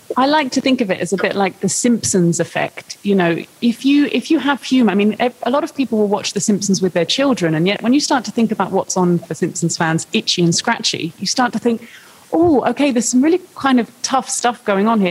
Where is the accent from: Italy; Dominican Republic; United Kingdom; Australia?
United Kingdom; I'm a British journalist.